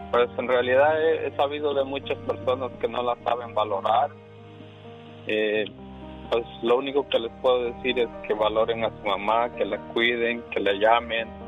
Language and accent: Spanish; near Chilpancingo, Guerrero, Mexico; now in Tampa, United States; A un ladito de la capital, de Chica, ah, soy de cerca de Chilpantinga